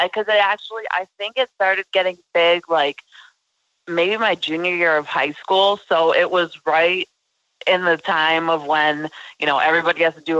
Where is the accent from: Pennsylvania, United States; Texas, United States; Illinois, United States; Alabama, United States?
Illinois, United States; Chicago; now in Las Vegas, United States; I live in Sin City. I'm from Chicago.